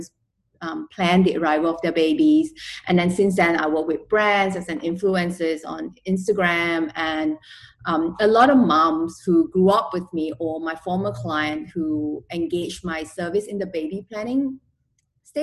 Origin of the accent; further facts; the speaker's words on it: Malaysia; also born or lived in Australia; now in Singapore; I am originally from Malaysia and I lived in Australia for a few years. My husband's Australian and we're now living in Singapore.